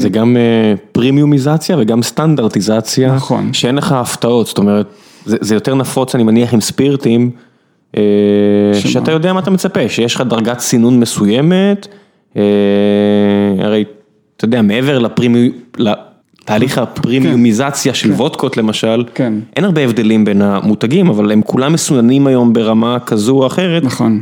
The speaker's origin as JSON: {"language": "Hebrew", "country": "Israel", "said": "אני מודה כישראלי"}